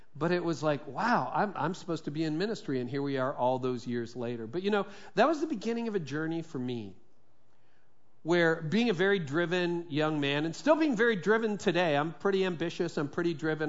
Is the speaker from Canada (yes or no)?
yes; Midland, Ontario, Canada; it was actually a law firm in Midland, and that's my hometown where I grew up through my teen years.